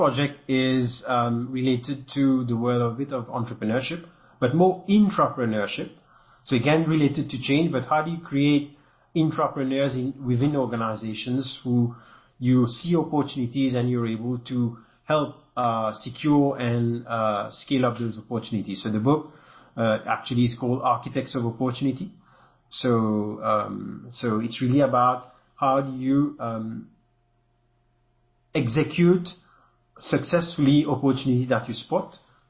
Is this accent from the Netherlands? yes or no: no; France; accent: French; English is a second language; you can imagine my accent is a bit French, so it's not, won't fly with everyone